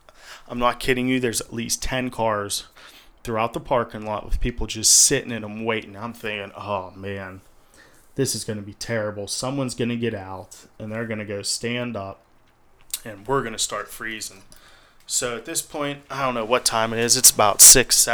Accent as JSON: {"language": "English", "town": "Memphis", "region": "Tennessee", "country": "United States", "said": "I'm from Memphis"}